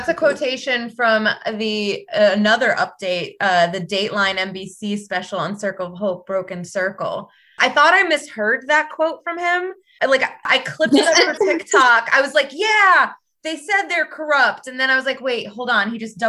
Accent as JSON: {"language": "English", "country": "United States", "said": "I'm American."}